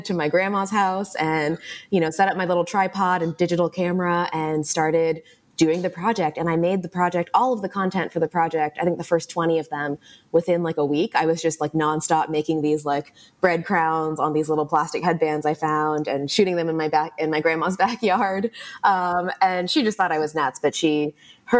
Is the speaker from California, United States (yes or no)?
yes; Los Angeles, California, United States; I grew up in Los Angeles